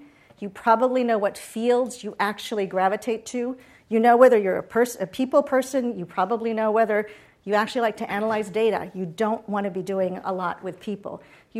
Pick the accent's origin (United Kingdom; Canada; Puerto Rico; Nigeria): Puerto Rico; also born or lived in Boston; So I grew up in Puerto Rico.